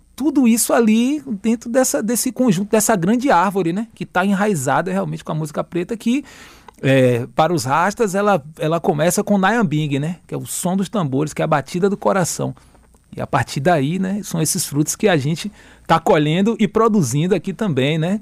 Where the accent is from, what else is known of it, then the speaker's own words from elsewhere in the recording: Camacan, Bahia, Brazil; moved away as an adult; now in Salvador, Brazil; eu sou do interior, né, sou de Camacan e vim morar em Salvador